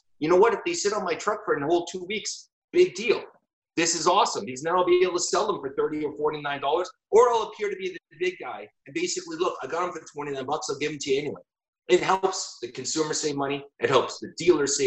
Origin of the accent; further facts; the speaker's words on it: Canada; I am so Canadian.